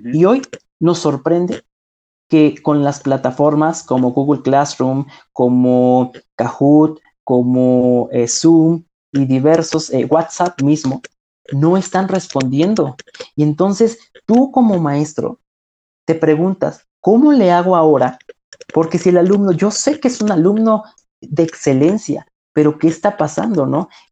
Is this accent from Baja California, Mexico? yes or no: no; Ciudad Serdán, Puebla, Mexico; Ciudad Cerdán, de donde soy originario, no hay telesecundarias